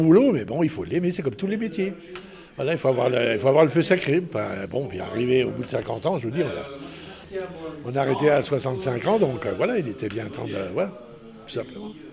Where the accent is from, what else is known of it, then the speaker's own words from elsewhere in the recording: Charleville-Mézières, Grand Est, France; je suis originaire de, de Charleville